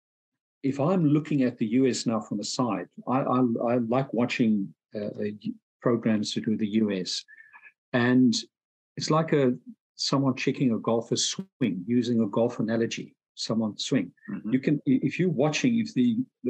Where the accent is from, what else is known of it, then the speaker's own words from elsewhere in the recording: South Africa; moved away as an adult; where I grew up in South Africa.